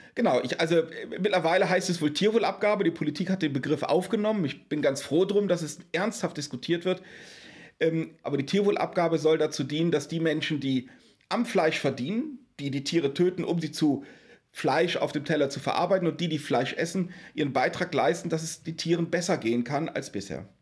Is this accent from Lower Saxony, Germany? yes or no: yes; Wesermarsch, Lower Saxony, Germany; Ich bin zwischen Bauernhöfen groß geworden. Also ich ah. bin auf dem Lande groß geworden. Daher kommt auch der Bezug zum ländlichen Raum und damit zu den Fragen der Tierhaltung. Weil ich komme aus der Wesermarsch